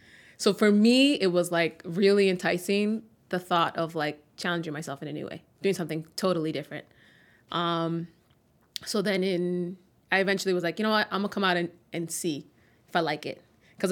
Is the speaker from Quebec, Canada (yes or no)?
no; Toronto, Ontario, Canada; born there; That's I was born in Toronto.